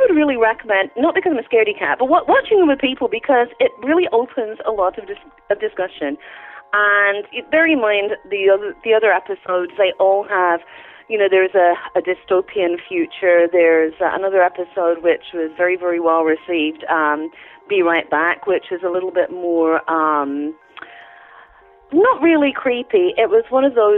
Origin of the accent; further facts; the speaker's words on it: London, United Kingdom; moved away; I'm a Londoner